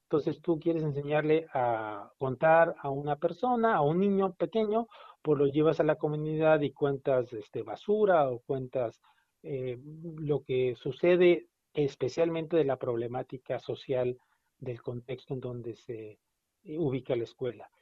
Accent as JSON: {"language": "Spanish", "country": "Mexico"}